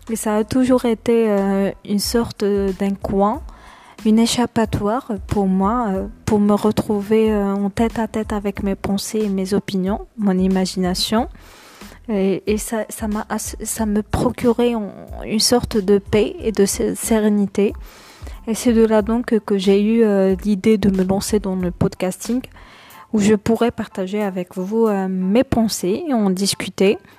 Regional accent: Algeria; notez-le bien. Je suis algérienne, très fière de l'être évidemment, comme toute algérienne d'ailleurs.

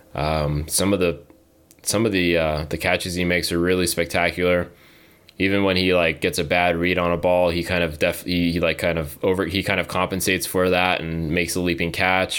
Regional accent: Southern California, United States; I grew up in Southern California, an Angels fan

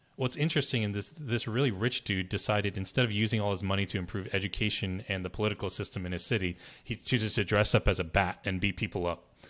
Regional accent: Berkeley, California, United States; now in New Jersey, United States; I was born in Berkeley, California, and, you know, I moved to New Jersey

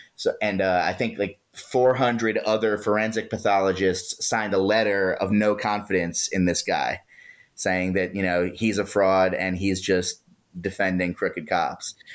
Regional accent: Baltimore, Maryland, United States; I was born and raised in Baltimore City.

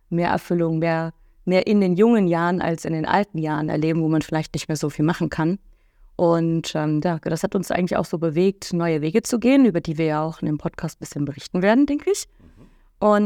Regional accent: Cologne, North Rhine-Westphalia, Germany; echtes kölsches Mädchen, bin geboren tatsächlich in Köln und auch im Umland aufgewachsen.

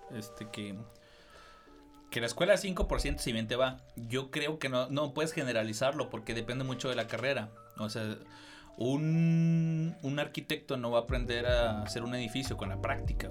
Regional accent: Cuauhtémoc, Chihuahua, Mexico; moved away; yo soy de Cuauhtémoc

